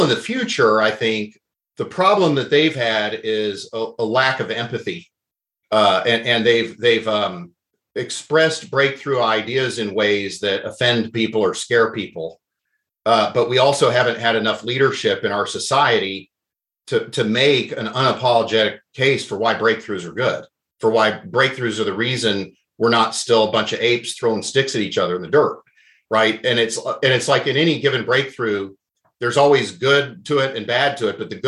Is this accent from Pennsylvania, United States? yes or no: no; Oklahoma, United States; moved away; I grew up in Oklahoma